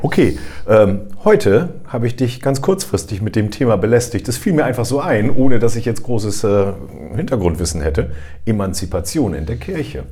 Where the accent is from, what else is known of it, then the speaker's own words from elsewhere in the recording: Germany; bei uns in Deutschland